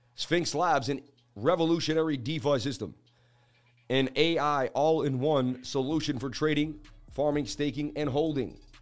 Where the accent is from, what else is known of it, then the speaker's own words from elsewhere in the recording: New England, United States; I'm from New England